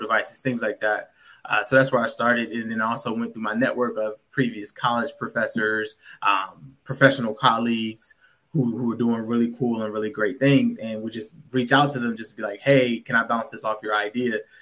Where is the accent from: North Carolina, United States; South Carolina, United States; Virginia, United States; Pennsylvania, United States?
Virginia, United States; moved away as an adult; also born or lived in Washington, D.C. / Detroit; born and raised in Virginia